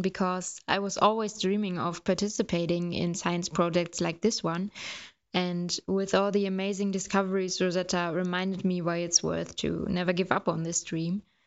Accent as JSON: {"language": "English", "country": "Germany", "said": "I'm from Germany"}